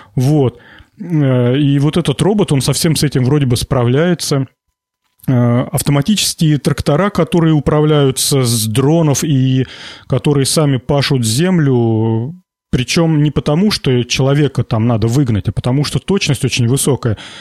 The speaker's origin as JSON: {"language": "Russian", "region": "Volgograd Oblast", "country": "Russia", "tie": "born or raised there", "said": "Я родом из Волгоградской области, и все школьное детство нас возили в колхоз помидоры собирать"}